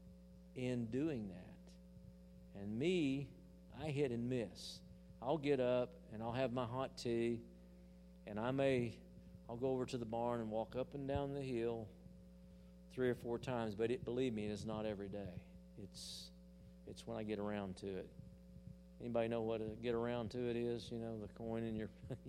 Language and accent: English; Hollis, Oklahoma, United States; In the little church I was raised in Hollis, Oklahoma, we had the booster band